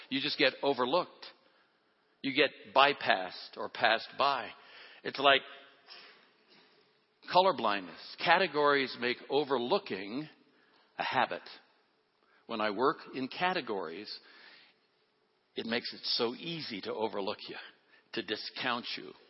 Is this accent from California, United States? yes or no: yes; Oakland, California, United States; I'm a kid from Oakland, California.